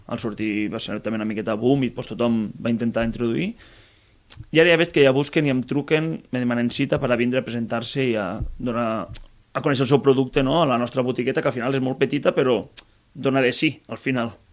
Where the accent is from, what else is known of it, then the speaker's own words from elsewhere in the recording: Masdenverge, Catalonia, Spain; de Mas d'Enverge. Sóc Soc d'un poble molt petitet de Mas... Uh, al Montsià, sí. vale? Terres de l'Ebre.